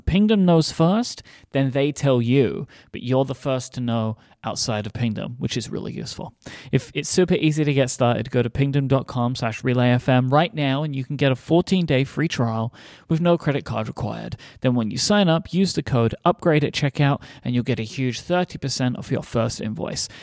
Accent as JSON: {"language": "English", "country": "United Kingdom", "said": "as a British person"}